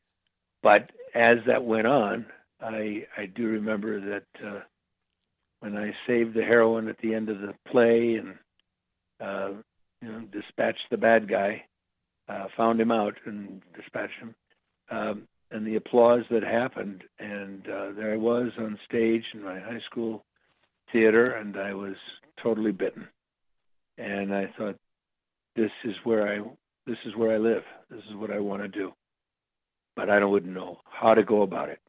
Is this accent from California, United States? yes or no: no; Crystal Lake, Illinois, United States; also born or lived in Elgin, Illinois; I was raised in a, a small town called Crystal Lake, Illinois